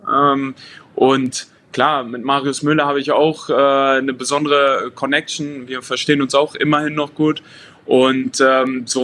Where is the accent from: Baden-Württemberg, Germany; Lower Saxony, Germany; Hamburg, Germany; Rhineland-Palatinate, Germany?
Lower Saxony, Germany; Hanover; wir kommen ja aus Hannover